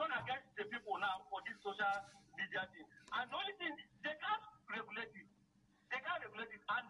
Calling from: Abuja, Federal Capital Territory, Nigeria; I'm calling from Gariki.

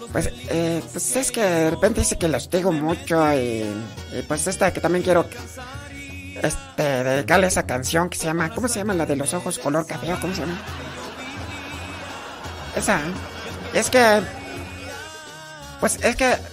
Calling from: Guanajuato, Mexico; Este, hablo de acá de... De... De los órganos Guanajuato.

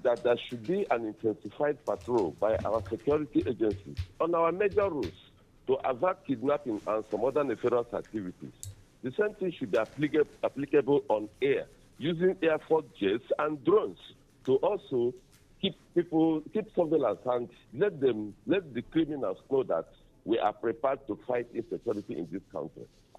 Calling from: Owerri, Imo, Nigeria; I'm calling from Owerri in Imo State.

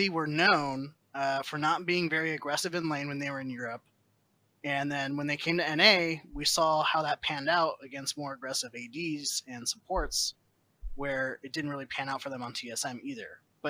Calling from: Santa Clarita, California, United States; Santa Clarita, California.

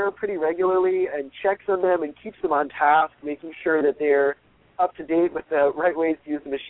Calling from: San Diego, California, United States; from San Diego.

